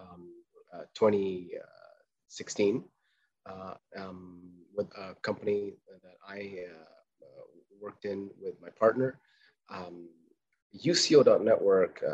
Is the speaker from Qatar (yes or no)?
yes; Qatar; I was born in Qatar, raised in Qatar